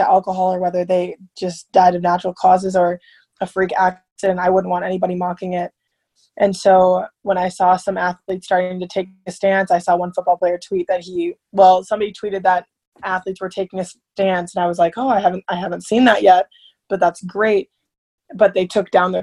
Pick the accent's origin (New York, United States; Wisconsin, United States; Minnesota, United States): Minnesota, United States; Minneapolis; moved away as an adult; now in Manhattan, Kansas, United States; I'm from Minneapolis